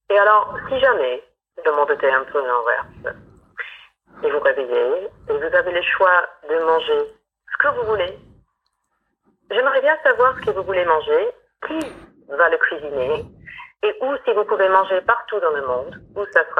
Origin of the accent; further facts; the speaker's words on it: United States; French is a second language; moved away; je suis américaine